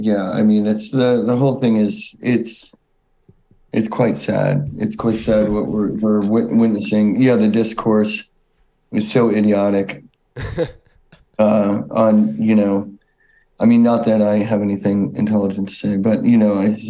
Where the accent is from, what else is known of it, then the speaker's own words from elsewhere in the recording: United States; growing up in America